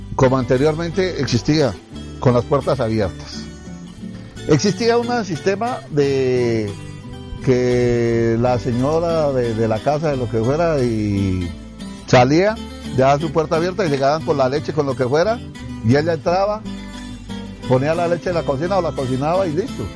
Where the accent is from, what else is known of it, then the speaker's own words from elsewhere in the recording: Tibasosa, Boyacá, Colombia; me sentiría orgulloso de ser de mi pueblo Tibasosa